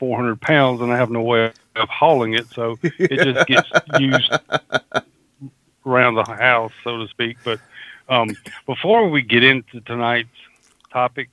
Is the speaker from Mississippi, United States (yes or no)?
yes; Mississippi, United States; accent: Southern; I'm in Mississippi